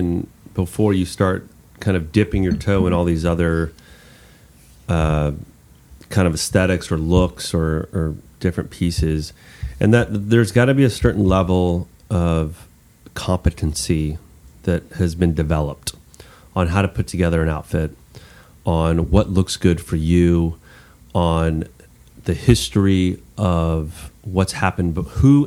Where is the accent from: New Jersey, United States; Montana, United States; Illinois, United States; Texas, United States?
Texas, United States; as a Texan